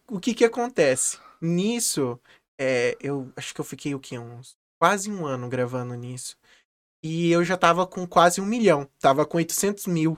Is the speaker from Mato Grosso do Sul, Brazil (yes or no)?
yes; Campo Grande, Mato Grosso do Sul, Brazil; nascido e criado aqui em Campo Grande, a minha terra natal.